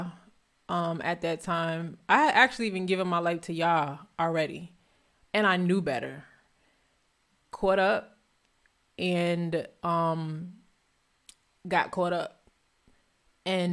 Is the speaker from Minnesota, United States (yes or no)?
no; New Jersey, United States; also born or lived in Philadelphia; I'm from North Jersey